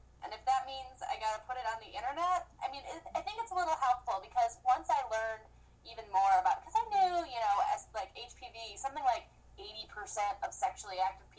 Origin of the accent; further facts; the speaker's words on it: Midwest, United States; I'm from the Midwest